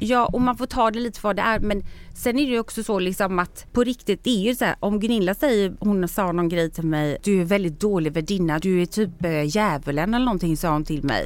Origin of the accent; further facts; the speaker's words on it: Sweden; moved away as an adult; also born or lived in Spain; jag har vuxit upp i Sverige